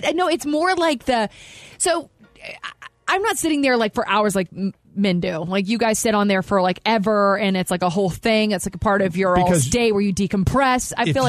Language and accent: English; the South, United States; moved away; I grew up in the South.